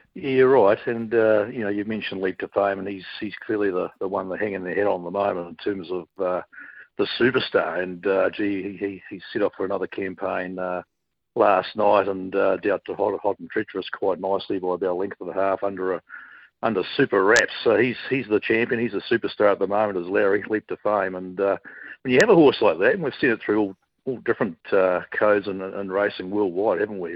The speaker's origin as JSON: {"language": "English", "town": "Dunedin", "region": "Otago", "country": "New Zealand", "tie": "born or raised there", "moved": "yes", "lives_now": "Brisbane, Australia", "said": "growing up in Dunedin"}